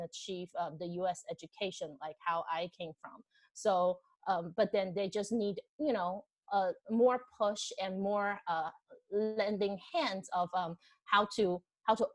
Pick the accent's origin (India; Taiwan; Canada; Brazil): Taiwan; English is a second language; moved away as an adult; now in Boston, United States; I moved from Taiwan. I came to Boston for grad school